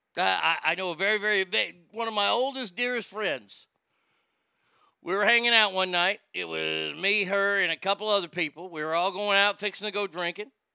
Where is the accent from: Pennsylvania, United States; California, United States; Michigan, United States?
California, United States; Stockton; my hometown of Stockton